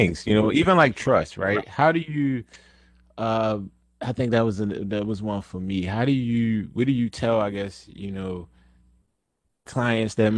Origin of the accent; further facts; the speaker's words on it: Baltimore, Maryland, United States; growing up in Baltimore